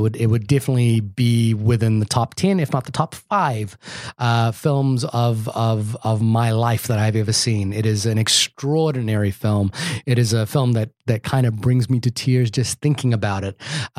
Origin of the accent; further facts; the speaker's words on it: New Zealand; I'm from New Zealand.